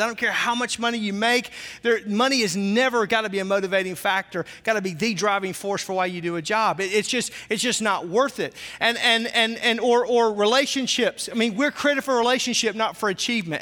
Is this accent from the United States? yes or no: yes; the South, United States; I'm from the South, so the way I say naked is really funny